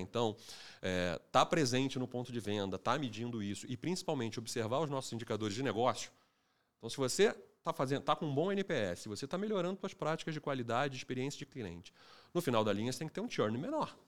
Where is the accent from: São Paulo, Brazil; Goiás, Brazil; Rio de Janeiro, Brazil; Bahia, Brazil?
Rio de Janeiro, Brazil; eu sou carioca também